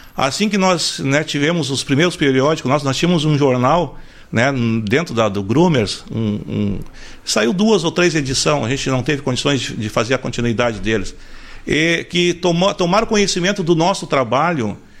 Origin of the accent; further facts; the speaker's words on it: Porto Alegre, Rio Grande do Sul, Brazil; also born or lived in Santo Antônio da Patrulha; Nasci, nascido em Porto Alegre, né? Minha, minha origem de nascimento é Porto Alegre